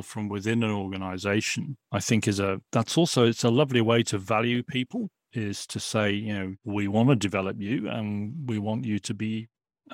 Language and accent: English; Sheffield, Yorkshire and the Humber, United Kingdom; moved away; where I grew up in Sheffield.